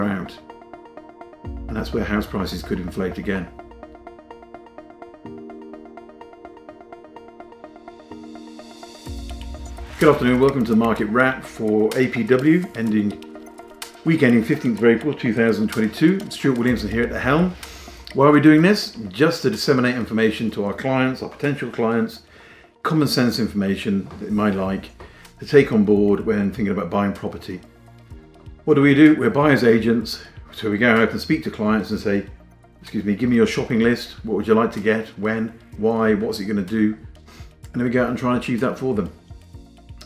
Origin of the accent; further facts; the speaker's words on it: Whitby, Yorkshire and the Humber, United Kingdom; I'm from Whitby in North Yorkshire